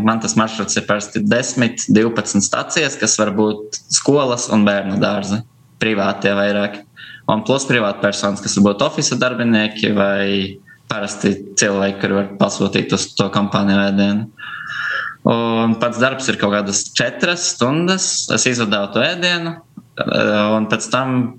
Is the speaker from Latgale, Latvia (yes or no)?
yes; Preiļi, Latgale, Latvia; moved away as an adult; also born or lived in Riga; now in Hohenstein-Ernstthal, Germany; pats esmu no Prēļiem. Un visu jaunību līdz gimnāzijas 12. klasē praktiski par Prēļiem esmu dzīvojis